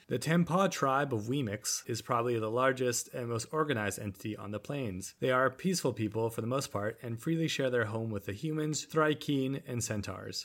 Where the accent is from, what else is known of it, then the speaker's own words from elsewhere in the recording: Nanaimo, British Columbia, Canada; in my elementary school, uh, I lived on Nanaimo on the Vancouver Island